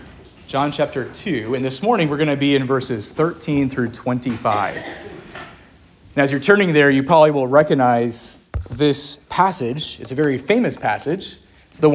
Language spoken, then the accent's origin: English; Lynchburg, Virginia, United States; up in Lynchburg, my hometown